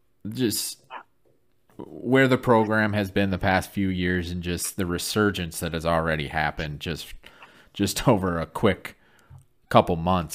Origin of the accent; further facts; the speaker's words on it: Flint, Michigan, United States; now in Illinois, United States; I grew up in Flint, Michigan. I live in Illinois now